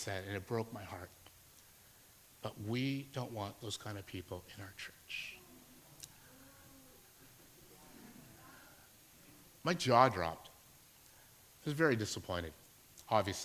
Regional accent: Alberta, Canada; moved away as an adult; I'm from Alberta. Just moved here to work at a church.

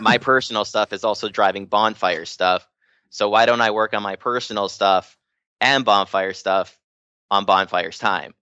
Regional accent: Hawaii, United States; I'm from Hawaii

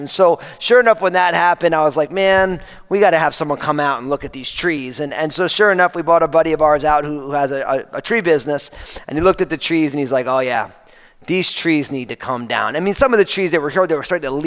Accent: New Jersey, United States; moved away; I was growing up outside of New York City, and I grew up in New Jersey

